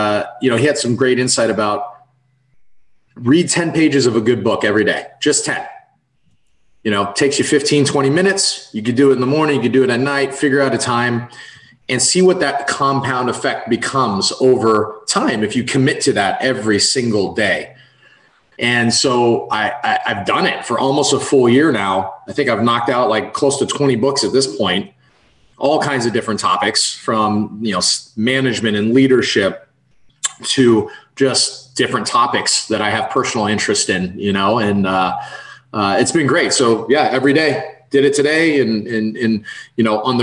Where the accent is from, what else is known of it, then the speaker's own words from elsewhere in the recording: San Francisco Bay Area, California, United States; moved away as an adult; also born or lived in San Diego / Oregon; now in Tampa, United States; I'm from the San Francisco Bay Area originally